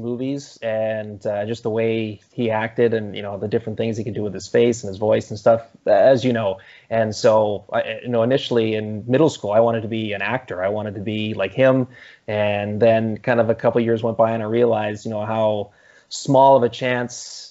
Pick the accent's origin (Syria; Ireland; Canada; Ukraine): Canada; Campbell River, British Columbia; my hometown of Campbell River over on Vancouver Island